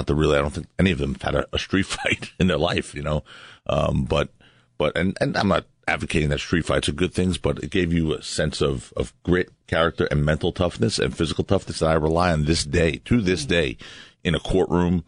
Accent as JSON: {"language": "English", "town": "New York City", "region": "New York", "country": "United States", "tie": "born or raised there", "said": "I grew up in Brooklyn"}